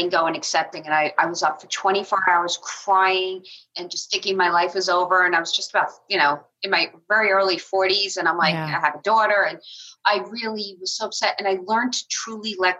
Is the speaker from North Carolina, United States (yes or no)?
no; Long Island, New York, United States; moved away; I'm from Long Island originally